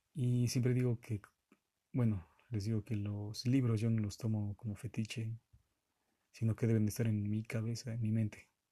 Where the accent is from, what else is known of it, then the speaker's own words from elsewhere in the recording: Mexico; yo soy de México.